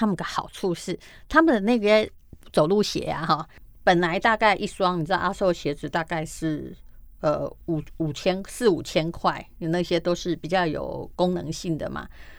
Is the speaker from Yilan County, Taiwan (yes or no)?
yes; Yilan County, Taiwan; 因为我们是宜兰人的缘故